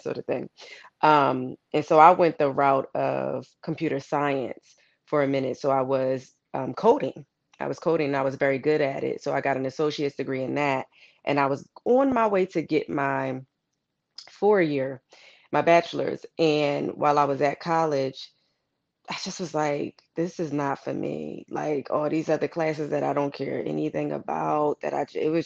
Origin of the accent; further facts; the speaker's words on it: Philadelphia, Pennsylvania, United States; I'm originally from Philadelphia, Pennsylvania, like you said, Illadel. We always rep our city